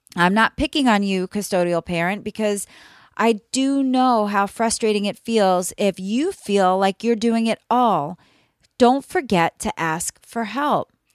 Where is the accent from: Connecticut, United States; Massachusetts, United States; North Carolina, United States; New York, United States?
New York, United States; now in Florida, United States; I currently live in Florida, but I was raised in New York